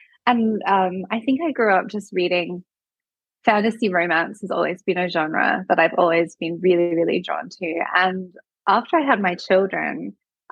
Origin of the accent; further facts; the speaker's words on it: Adelaide Hills, South Australia, Australia; where I grew up in the Adelaide Hills